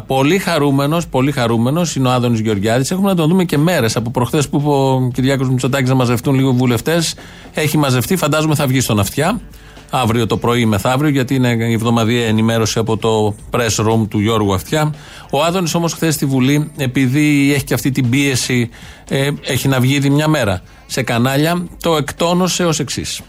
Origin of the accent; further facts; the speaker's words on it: Kaisariani, Attica, Greece; Γεννήθηκα στην Κεσαριανή, εδώ που μένω